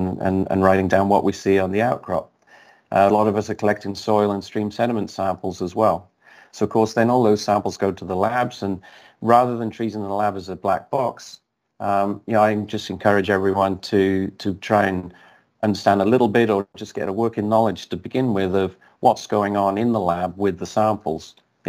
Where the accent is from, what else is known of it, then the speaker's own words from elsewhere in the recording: Australia; obviously the people in Barrick knew that I was over from Australia